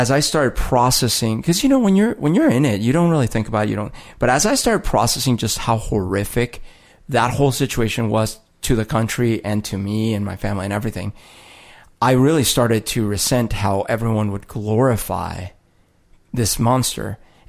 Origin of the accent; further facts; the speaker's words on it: United States; So again, like I'm from the United States. My parents are from the United States.